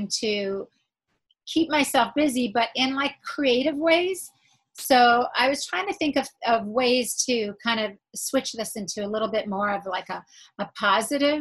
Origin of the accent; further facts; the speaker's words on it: Israel; moved away; I was born in Israel.